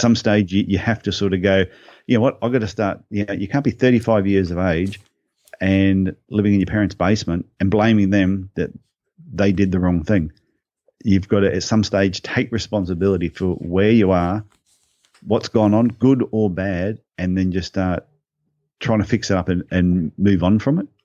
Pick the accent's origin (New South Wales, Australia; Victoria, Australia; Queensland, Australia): Queensland, Australia; Brisbane; Born, born in Brisbane, uh, went to school in, in Brisbane.